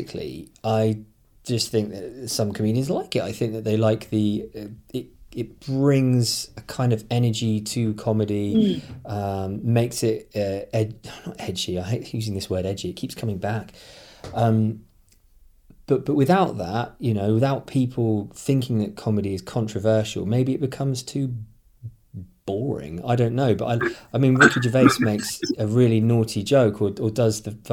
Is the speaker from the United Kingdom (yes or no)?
yes; United Kingdom; I'm British